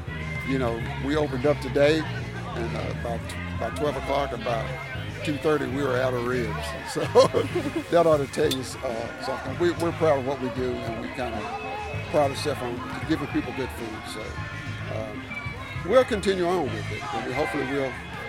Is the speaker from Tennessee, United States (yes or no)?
yes; Kingsport, Tennessee, United States; I'm based out of Kingsport, been there all of my life.